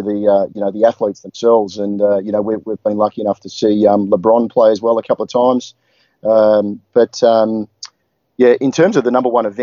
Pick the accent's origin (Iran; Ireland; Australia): Australia; Adelaide, South Australia; moved away; I grew up in Adelaide and attended a lot of sport over there with my dad